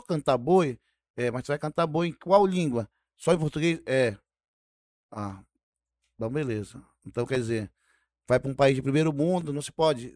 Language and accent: Portuguese; Amazonas, Brazil; nós somos lá do Amazonas